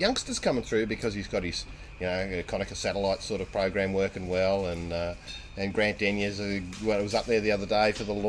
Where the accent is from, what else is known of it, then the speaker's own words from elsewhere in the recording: Australia; I'm an Australian